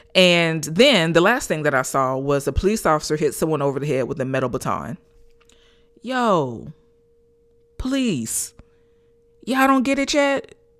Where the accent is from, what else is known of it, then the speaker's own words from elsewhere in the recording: Gainesville, Florida, United States; here in my hometown of Gainesville, Florida.